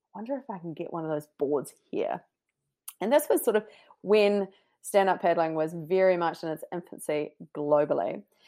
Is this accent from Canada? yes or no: no; New Zealand; moved away as an adult; also born or lived in London; being the Kiwi sleuth that I was